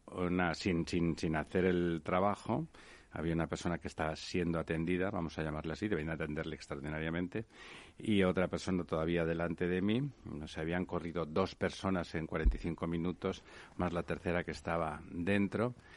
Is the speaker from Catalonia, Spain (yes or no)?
yes; Barcelona, Catalonia, Spain; now in Madrid, Spain; yo soy de, Barcelona, aunque soy ya madrileño de adopción